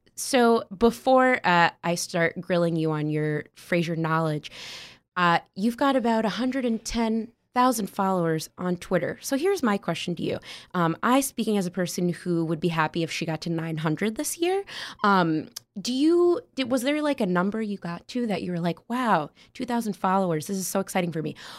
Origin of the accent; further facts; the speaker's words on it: West Hartford, Connecticut, United States; I'm from West Hartford, Connecticut